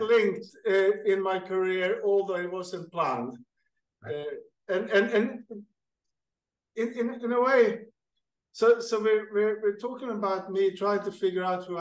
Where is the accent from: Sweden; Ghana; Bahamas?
Sweden; moved away as an adult; also born or lived in Qatar; now in Kenya; I'm hacking along in Sweden, where I'm native from Sweden